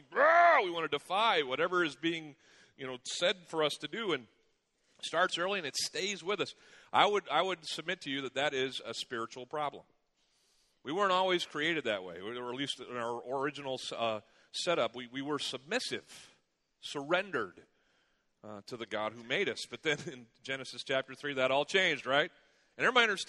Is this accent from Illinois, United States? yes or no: yes; Chicago, Illinois, United States; moved away; I was from there, went to school there